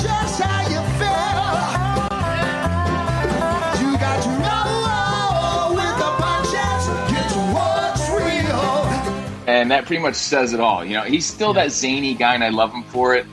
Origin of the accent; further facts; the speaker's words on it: Union, New Jersey, United States; growing up in Jersey. I'm from Union, New Jersey.